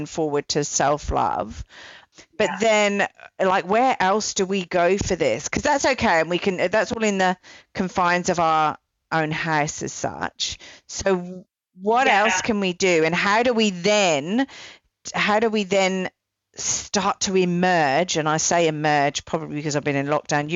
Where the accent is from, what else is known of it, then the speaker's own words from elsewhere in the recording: England, United Kingdom; part of my upbringing, I'm English